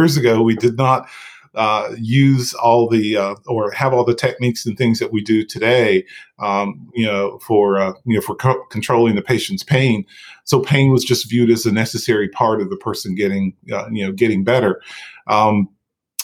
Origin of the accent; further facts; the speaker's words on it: outside of Asheville, North Carolina, United States; moved away as an adult; now in Chapel Hill, United States; I had ICU experience from working in my hometown outside of Asheville, North Carolina